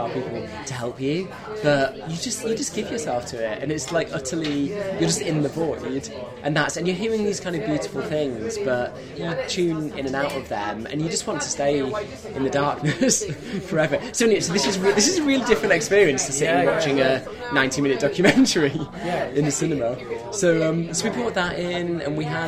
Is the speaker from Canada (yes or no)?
no; Leeds, Yorkshire and the Humber, United Kingdom; moved away; also born or lived in Cambridge; growing up in Leeds